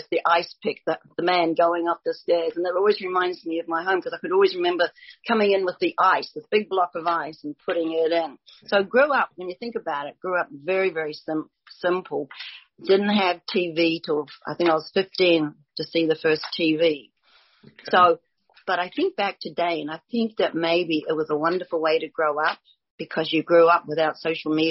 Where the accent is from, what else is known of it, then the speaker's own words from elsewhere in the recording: New Zealand; Grew up in New Zealand